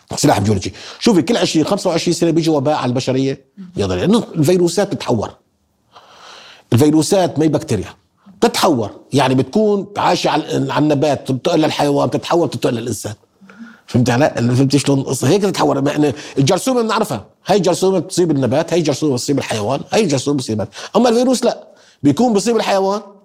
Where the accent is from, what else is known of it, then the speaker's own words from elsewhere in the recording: Syria; احنا سوريين